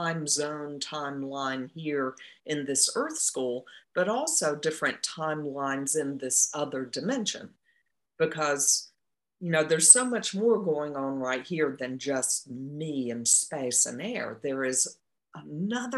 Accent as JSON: {"language": "English", "region": "Eastern North Carolina", "country": "United States", "tie": "born or raised there", "said": "I grew up in North Carolina, Eastern North Carolina"}